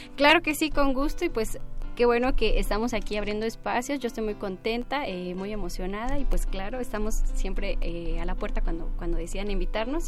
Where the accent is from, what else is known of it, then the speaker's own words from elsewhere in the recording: Caballo Rucio, Oaxaca, Mexico; also born or lived in Baja California; yo nací en, la comunidad mixteca, porque mis padres emigraban